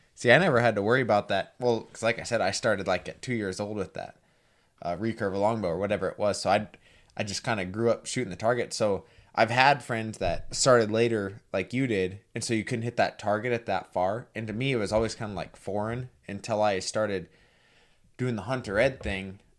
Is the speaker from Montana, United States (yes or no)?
yes; Montana, United States; also born or lived in North Dakota; I came from Montana